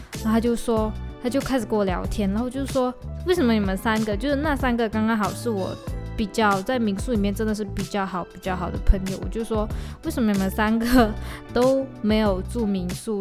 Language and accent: Chinese; Malaysia; 我们是身处在马来西亚